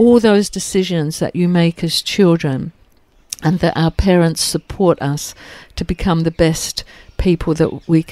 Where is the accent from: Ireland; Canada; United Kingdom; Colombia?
United Kingdom; England; now in Australia; I grew up in England